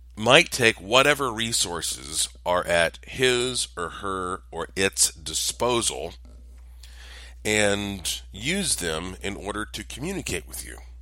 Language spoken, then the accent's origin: English; Asheville, North Carolina, United States; I am from Asheville, North Carolina